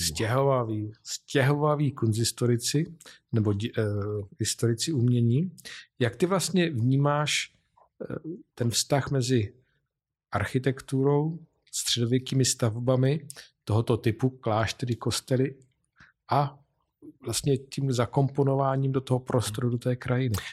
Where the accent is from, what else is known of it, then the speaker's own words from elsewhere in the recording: Vysočina Region, Czechia; z Vysočiny, mé rodné krajiny